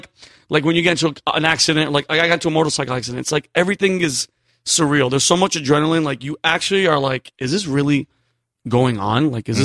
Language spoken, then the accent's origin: English; New Britain, Connecticut, United States; also born or lived in Yonkers, New York; I was from Yonkers, New York. Yeah. And then grew up in New Britain, Connecticut.